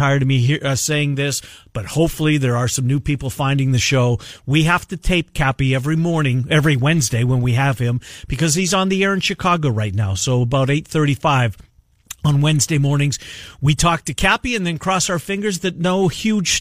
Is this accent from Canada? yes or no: yes; Canada; I'm a Canadian